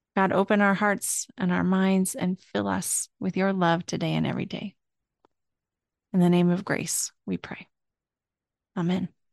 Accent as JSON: {"language": "English", "region": "Pacific Northwest", "country": "United States", "also_born_or_lived": "Wisconsin", "moved": "as an adult", "said": "we are moving from Wisconsin back to the Pacific Northwest. We are both from there, and I haven't lived there in almost fourteen years"}